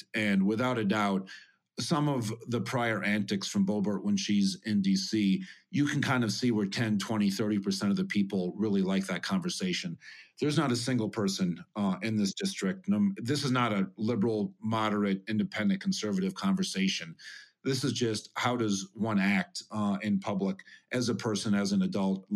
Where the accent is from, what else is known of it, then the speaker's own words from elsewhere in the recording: Montana, United States; also born or lived in Minnesota; now in Aspen, United States; I grew up in Montana where it was really dry, and also Minnesota where the Mississippi would flood